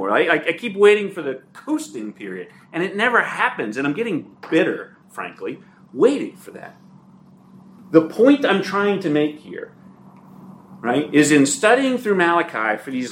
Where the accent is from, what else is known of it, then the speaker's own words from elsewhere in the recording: Ireland; I'm a good speaker, I'm dramatic, I'm Irish, it comes naturally, right?